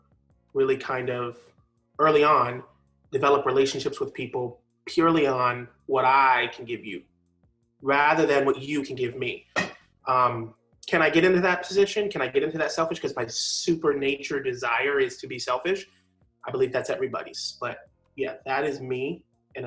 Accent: New York, United States; also born or lived in Connecticut; now in Jacksonville, United States; Originally, I was born in Connecticut, but I was raised in New York

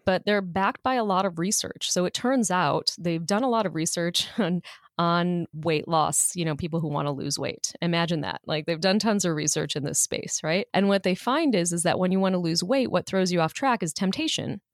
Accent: Chicago, Illinois, United States; moved away; when I grew up in Chicago

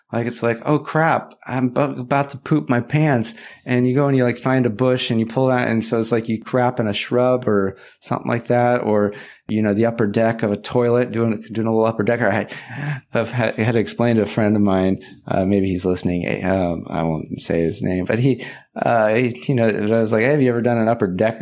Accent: California, United States; back in my home state of California

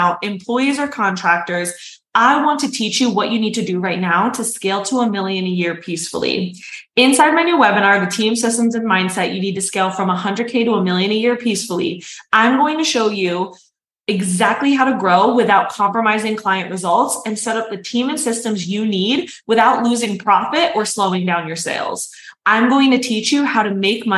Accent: New York City, New York, United States; I'm a New Yorker that ran a multiple six-figure funnel agency

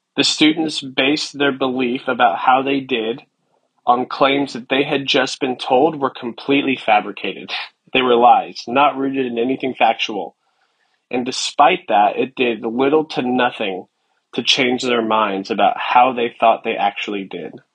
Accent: United States; as an American

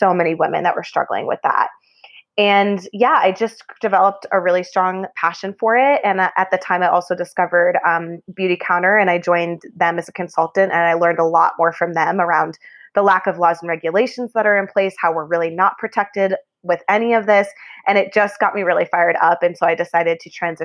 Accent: Boston, Massachusetts, United States; now in Denver, United States; I'm from Boston originally

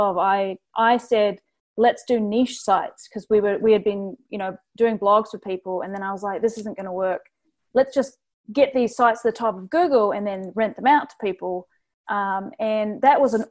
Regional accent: New Zealand; now in Toronto, Canada; I'm not Canadian, I'm from New Zealand, but I'm here in Toronto running this agency.

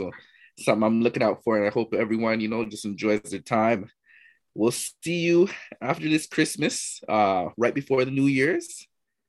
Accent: Jamaica; we're Jamaican out

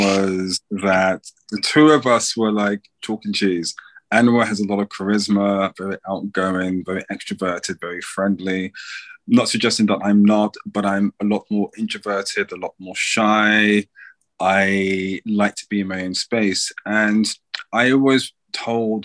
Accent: London, United Kingdom; I'm from London

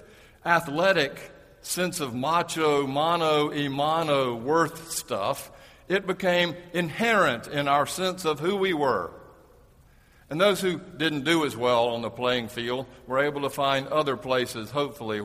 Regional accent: the South, United States; When I was growing up in the South

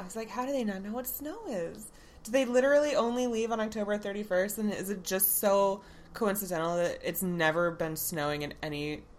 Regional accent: Florida, United States; I grew up in Florida.

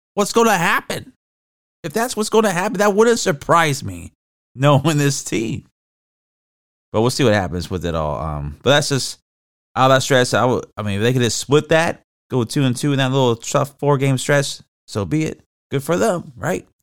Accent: Florida, United States; I'm from Florida

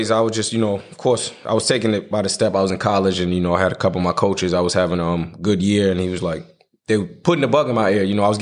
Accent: New York, United States; also born or lived in South Carolina; because I was born and raised in New York. So me going to South Carolina, living down there, I'm like, okay, if I can go here

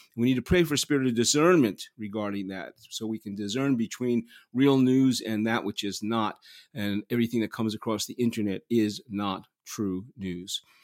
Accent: New York City, New York, United States; also born or lived in Manhattan; I was born in Manhattan, raised in Queens. I was raised in Flushing, Queens

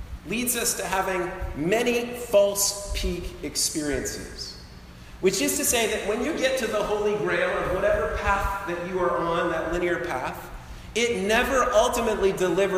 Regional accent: Colorado, United States; moved away; I grew up in Colorado, that's my home state

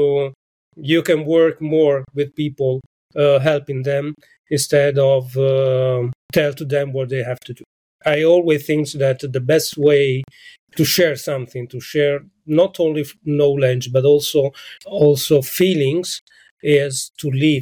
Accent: Nuoro, Sardinia, Italy; now in Venice, Italy; I come from Sardinia, that is a big island, but an island in the center of the Mediterranean Sea, and I come from the center of Sardinia. It means that from Nuoro, that is a small town in the center of Sardinia

